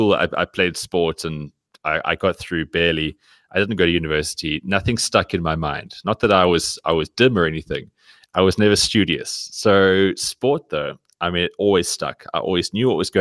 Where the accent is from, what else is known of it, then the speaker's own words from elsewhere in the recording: Cape Town, Western Cape, South Africa; now in Johannesburg, South Africa; living in Johannesburg, I grew up in Cape Town, now living up here